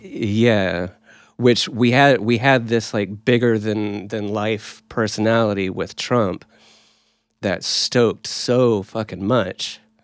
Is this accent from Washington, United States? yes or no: no; Oklahoma, United States; we're from Oklahoma.